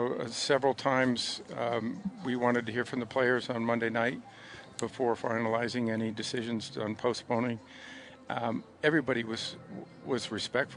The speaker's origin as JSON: {"language": "English", "region": "Western New York", "country": "United States", "said": "I'm from Western New York"}